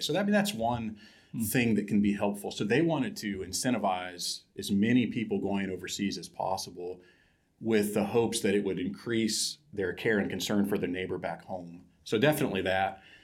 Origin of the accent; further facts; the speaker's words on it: Ohio, United States; moved away as an adult; also born or lived in Kuala Lumpur, Malaysia; I grew up in Ohio, in a small town